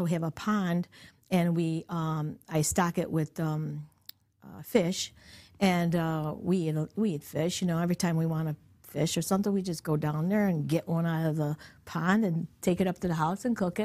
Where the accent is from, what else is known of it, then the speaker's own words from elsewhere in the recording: Utica, New York, United States; accent: East Utica slang; it's an East Utica slang. And everybody from East Utica understands each other.